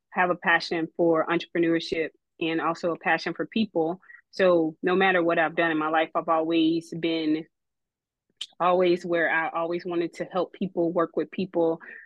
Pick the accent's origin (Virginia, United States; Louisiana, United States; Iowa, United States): Louisiana, United States; I come from Louisiana, so born and raised Louisiana